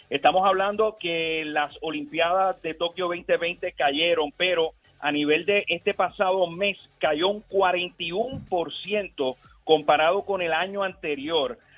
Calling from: Gurabo, Puerto Rico; De Gurabo.

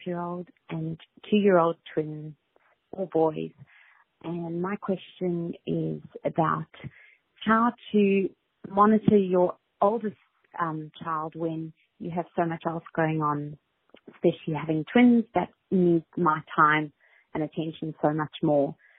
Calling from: Australia; I'm calling from Australia

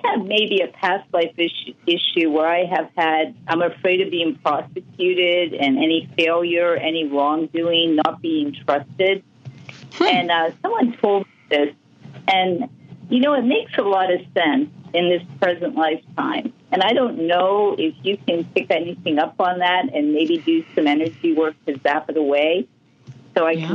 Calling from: San Diego, California, United States; I'm calling from San Diego

